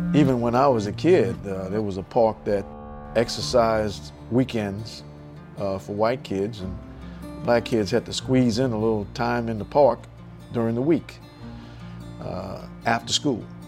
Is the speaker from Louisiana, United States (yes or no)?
yes; New Orleans, Louisiana, United States; as a kid uh, growing up in New Orleans